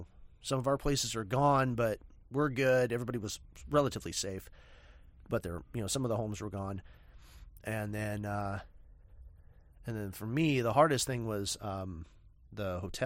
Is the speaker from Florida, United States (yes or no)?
no; Santa Rosa, California, United States; born or raised there; moved away